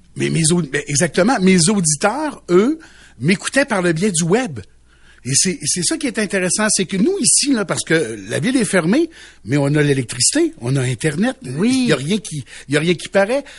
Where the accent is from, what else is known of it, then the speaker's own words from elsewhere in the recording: Quebec, Canada; now in Chibougamau, Canada; Les gens du lac Saint-Jean, là, euh, qui, qui, qui, dans le fond, ma, ma terre natale